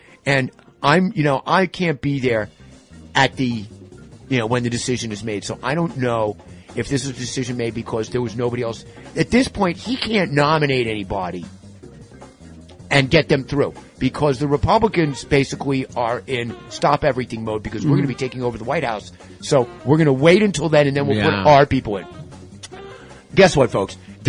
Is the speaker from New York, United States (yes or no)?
yes; White Plains, New York, United States; I'm from White Plains. I was like, no, the other part of White Plains. The other side of the tracks, baby.